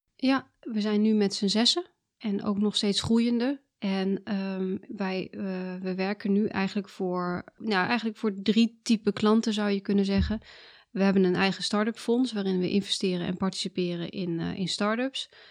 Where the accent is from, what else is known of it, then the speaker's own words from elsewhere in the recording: South Limburg, Netherlands; moved away as an adult; also born or lived in Twente / Delft; now in Amersfoort, Netherlands; Ik heb gepubert in Zuid-Limburg